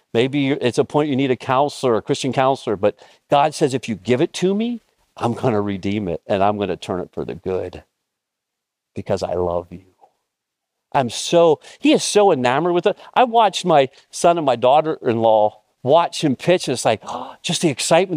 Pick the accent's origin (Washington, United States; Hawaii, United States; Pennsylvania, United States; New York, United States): Pennsylvania, United States; Mifflintown; moved away; my hometown, Mifflin Town